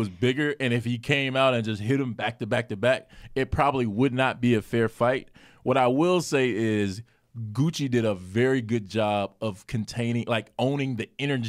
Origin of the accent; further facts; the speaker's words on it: North Carolina, United States; now in Atlanta, United States; I'm from North Carolina